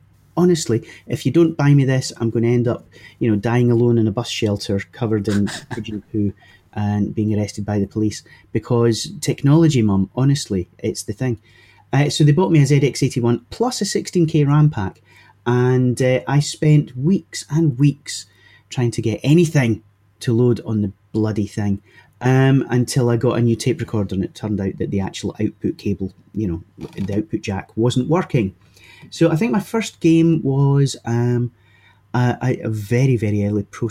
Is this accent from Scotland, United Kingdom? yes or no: yes; Leven, Scotland, United Kingdom; also born or lived in Dundee / Windsor; I grew up in Fife, as you can tell from the charming accent, which was an old seaside resort, or Leven, the town I grew up in, was an old seaside resort